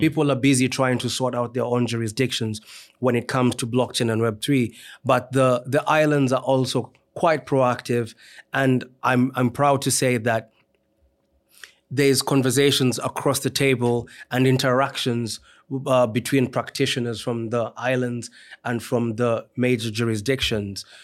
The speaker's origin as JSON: {"language": "English", "country": "Kenya", "tie": "born or raised there", "also_born_or_lived": "Trinidad and Tobago", "moved": "as an adult", "lives_now": "Nottingham, United Kingdom", "said": "I'm a Kenyan by birth. So, I, um, did, uh, my degree in psychology in Kenya"}